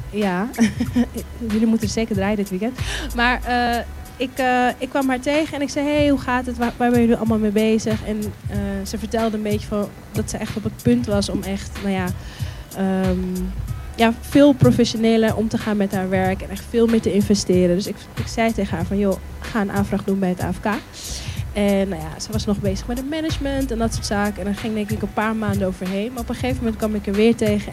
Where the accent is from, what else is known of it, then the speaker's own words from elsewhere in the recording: Amsterdam, North Holland, Netherlands; best een netwerk heb in Zuidoost, waar ik ben opgegroeid